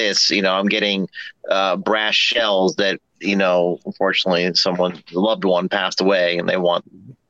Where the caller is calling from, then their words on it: Virginia, United States; I'm in Virginia.